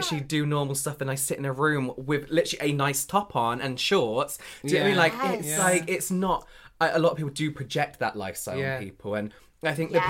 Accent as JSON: {"language": "English", "region": "England", "country": "United Kingdom", "said": "as English people"}